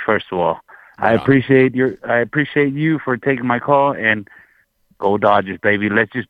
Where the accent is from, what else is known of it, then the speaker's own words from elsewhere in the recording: Inglewood, California, United States; now in Las Vegas, United States; I'm calling from Vegas, but I was born and raised in Inglewood, California.